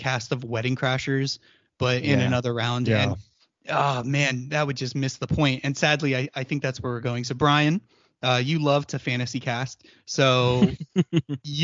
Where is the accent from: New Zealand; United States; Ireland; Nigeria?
United States